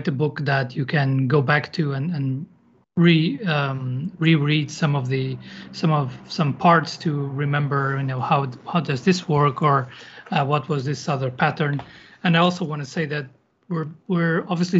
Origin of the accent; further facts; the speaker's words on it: Lisbon, Portugal; moved away as an adult; now in Madrid, Spain; I'm originally from Lisbon, Portugal, and I've moved around a bit, so I've lived in a few different countries, and now I live in Madrid